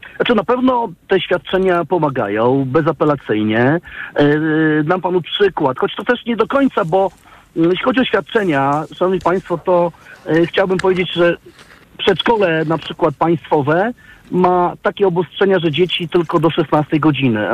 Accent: Warsaw, Masovian Voivodeship, Poland; pochodzimy z Warszawy

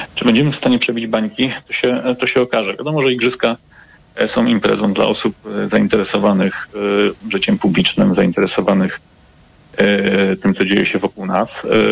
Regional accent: Łódź, Łódź Voivodeship, Poland; Jestem łodzianinem z krwi i kości

